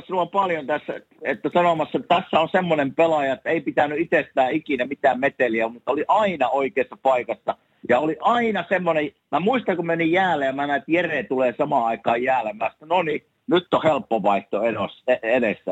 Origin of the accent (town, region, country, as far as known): Savonia, Finland